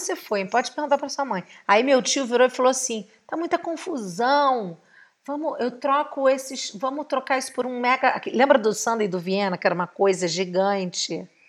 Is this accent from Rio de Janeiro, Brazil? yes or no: yes; Rio de Janeiro, Brazil; como uma boa carioca, nascida e criada em Santa Teresa, moradora da Tijuca